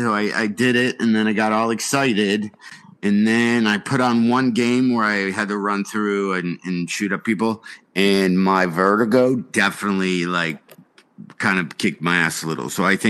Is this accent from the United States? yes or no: yes; Hickory, North Carolina, United States; My dad did that once when I was growing up in Hickory.